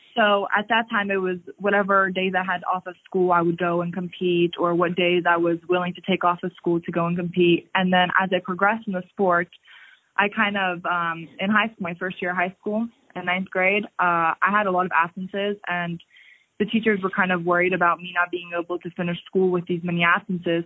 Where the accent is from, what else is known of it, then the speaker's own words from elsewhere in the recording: Largo, Florida, United States; I'm from Florida, the city of Largo